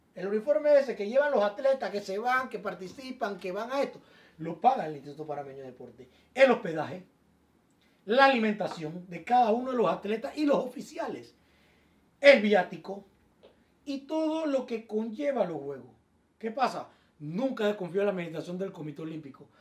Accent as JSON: {"language": "Spanish", "country": "Panama", "said": "incluyéndome a mí como panameño"}